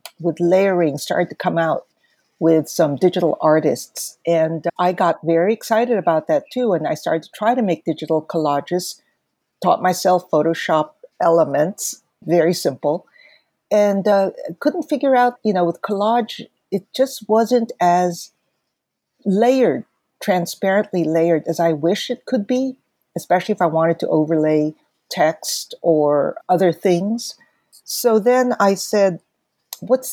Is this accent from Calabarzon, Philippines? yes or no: no; Manila, Metro Manila, Philippines; moved away as an adult; also born or lived in San Francisco, United States / Berkeley, United States; I grew up in Manila, went to school there basically until graduating high school